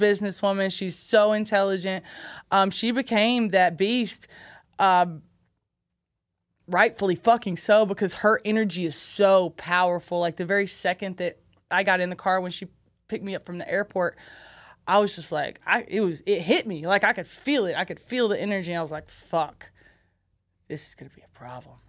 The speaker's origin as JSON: {"language": "English", "town": "Cocoa", "region": "Florida", "country": "United States", "tie": "born or raised there", "also_born_or_lived": "Alabama", "said": "that's my hometown. That's, that's Cocoa."}